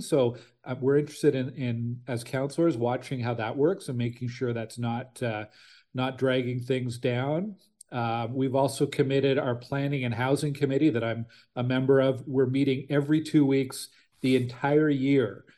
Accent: Ottawa, Ontario, Canada; also born or lived in Stittsville; I'm from Ottawa originally. I grew up in Nepean

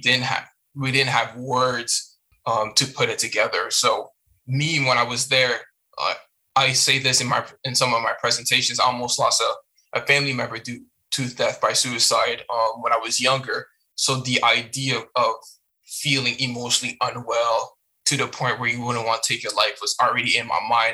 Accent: Hamilton, Ontario, Canada; born or raised there; first language French; English is a second language; moved away as an adult; also born or lived in Montreal, Canada / Chicago, United States / Iowa, United States / Cape Breton, Canada

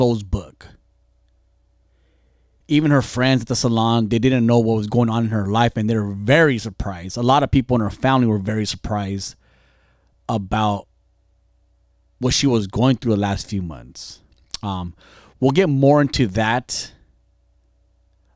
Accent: Fontana, California, United States; I grew up in gangs in Fontana

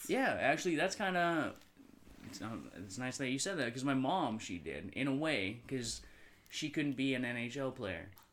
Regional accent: North Vancouver, British Columbia, Canada; growing up in North Vancouver

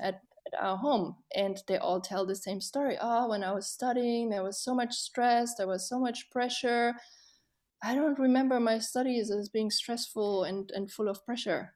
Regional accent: Germany; growing up in Germany, when I was a teenager, fourteen, fifteen

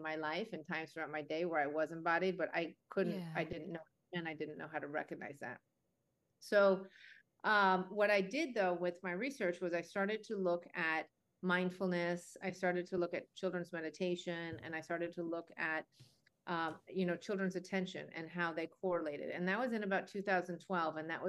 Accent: Chicago, Illinois, United States; also born or lived in Boston; I am a native to Chicago

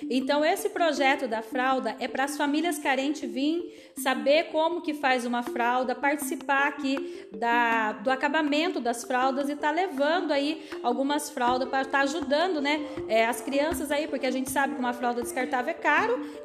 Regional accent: Santana do Itararé, São Paulo, Brazil; also born or lived in São José dos Campos; Sou natural de Santana do Itararé, morei 27 anos em São José dos Campos e dois anos e meio atuo aqui, estou morando na cidade

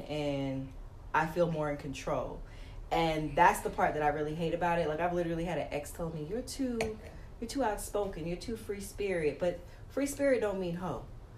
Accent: New York, United States; now in Atlanta, United States; I'm originally from New York, but I didn't get to live my 20s in New York.

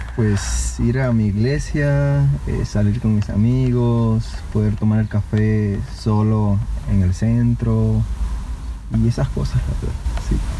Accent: Venezuela; now in Querétaro, Mexico; Soy mexicano, venezolano y queretano, obviamente.

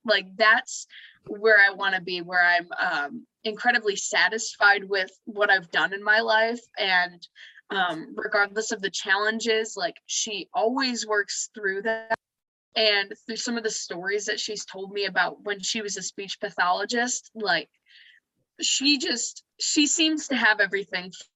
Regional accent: Muskegon, Michigan, United States; now in Grand Rapids, United States; I am originally from Muskegon, Michigan.

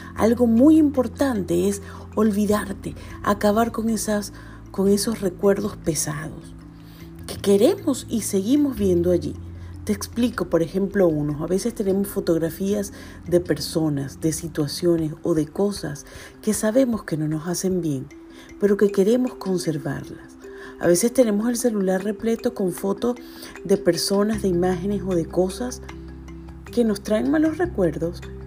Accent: Venezuela; moved away as an adult; now in Chile; Cinco años han pasado muy rápido desde que salí de Venezuela

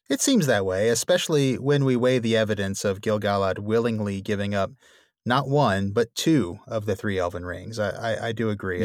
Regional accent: New Orleans, Louisiana, United States; my hometown of New Orleans

